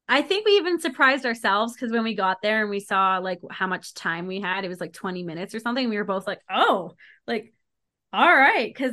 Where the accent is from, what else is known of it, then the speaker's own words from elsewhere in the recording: Calgary, Alberta, Canada; it's so funny because when they announced I was from Calgary, I heard the crowd go, "Oh!"